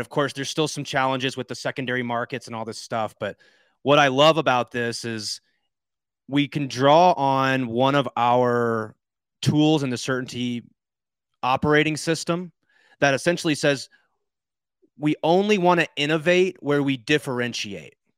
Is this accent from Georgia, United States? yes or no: yes; Georgia, United States; I'm from Georgia